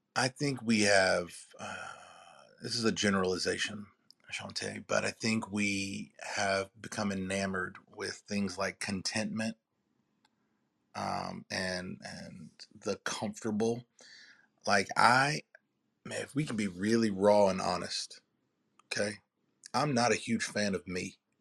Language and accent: English; Durham, North Carolina, United States; We're from Durham, North Carolina.